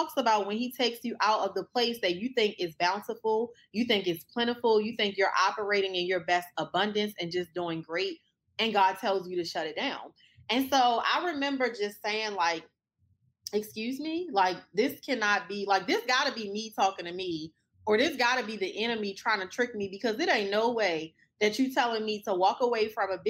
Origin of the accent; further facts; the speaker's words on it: Baltimore, Maryland, United States; also born or lived in Washington, D.C.; now in Dallas, United States; I was born in Baltimore